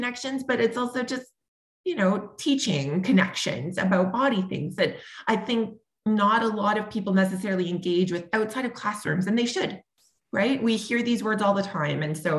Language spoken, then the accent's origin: English; Sudbury, Ontario, Canada; also born or lived in Toronto; when I am in my hometown of Sudbury, Ontario, which is, you know, pretty homogenous in terms of the kinds of people. I mean, it's becoming more diverse over time, but when I grew up here